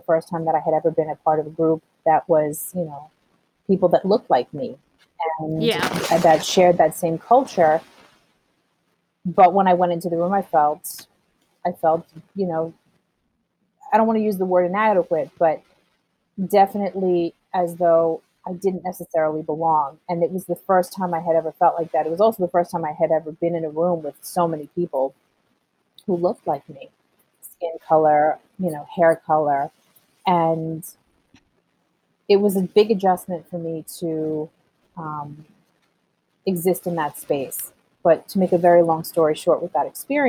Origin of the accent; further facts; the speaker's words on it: Levittown, New York, United States; also born or lived in Colombia; I grew up in a very, if anyone knows anything about Levittown